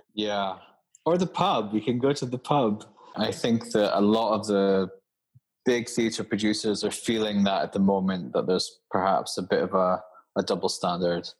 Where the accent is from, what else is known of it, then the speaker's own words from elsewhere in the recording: Aberdeen, Scotland, United Kingdom; I'm actually Scottish